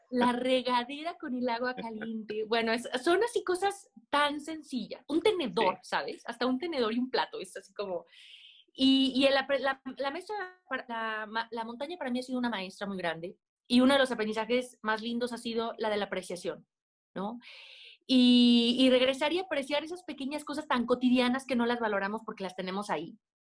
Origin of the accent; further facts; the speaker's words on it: Aguascalientes, Mexico; Yo soy de Aguascalientes, donde no hay montañas